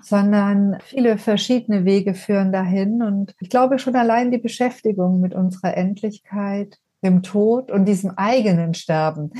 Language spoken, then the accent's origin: German; Ulm, Baden-Württemberg, Germany; moved away; also born or lived in Berlin / Potsdam; wieder in meine Heimatstadt nach Ulm gezogen, an die Donau